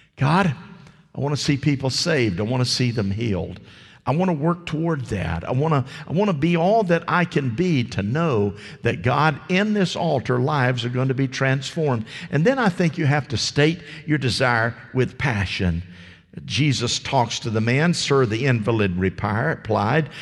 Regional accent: United States; I was raised here in Polk County.

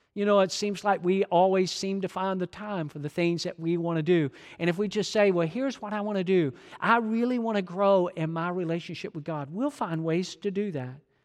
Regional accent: Georgia, United States; I'm from Georgia

